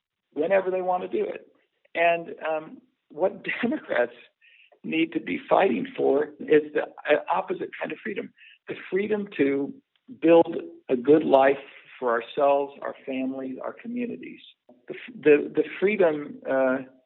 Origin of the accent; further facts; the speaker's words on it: Nebraska, United States; I spent much of my life in rural America. I'm from Nebraska